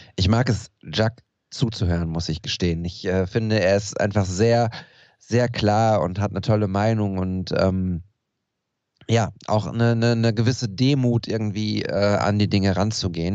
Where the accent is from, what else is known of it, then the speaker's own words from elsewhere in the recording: Ruhr area, North Rhine-Westphalia, Germany; wir im Pott